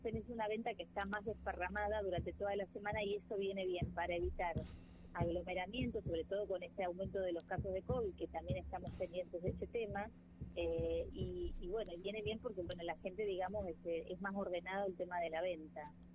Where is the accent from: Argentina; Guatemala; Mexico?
Argentina; el orgullo que uno siente como argentino